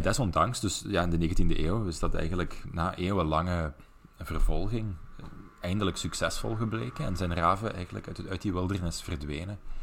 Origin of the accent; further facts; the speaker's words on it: Belgian Limburg, Flanders, Belgium; accent: melodic Limburgish; Ik kom uit Belgisch Limburg. Ik praat tamelijk melodisch, volgens de, de overige Vlamingen.